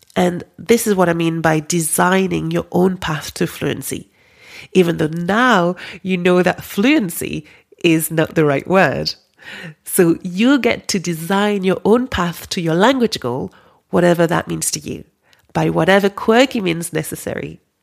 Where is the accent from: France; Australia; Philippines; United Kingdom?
France; accent: French; English is a second language; moved away; My French accent